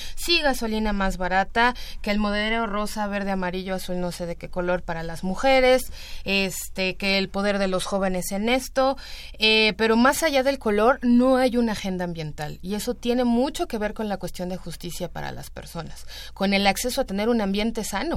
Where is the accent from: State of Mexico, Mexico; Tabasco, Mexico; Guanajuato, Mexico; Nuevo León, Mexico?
State of Mexico, Mexico; el Estado de México, que tenemos muchísimos pueblos originarios